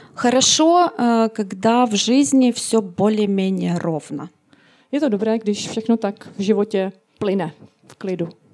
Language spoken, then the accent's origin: Russian; Sievierodonetsk, Luhansk Oblast, Ukraine; moved away as an adult; now in Ostrava, Czech Republic; Я из Украины, из Северодонецка